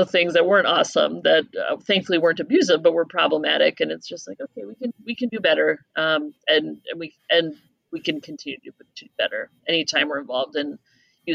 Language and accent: English; Minnesota, United States; being a Minnesotan kid